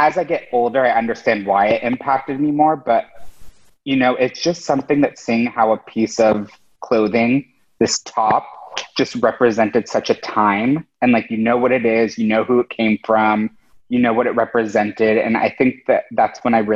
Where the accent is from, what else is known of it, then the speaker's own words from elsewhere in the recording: San Diego, California, United States; moved away as an adult; now in New York, United States; my family came from Mexico City. I grew up in San Diego. Then I moved to New York when I was 18